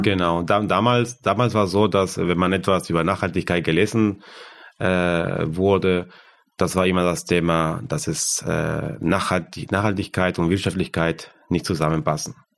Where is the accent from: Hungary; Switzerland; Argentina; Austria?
Argentina; German is a second language; moved away as an adult; now in Germany; Und ich komme aus Argentinien, aus, aus dem Land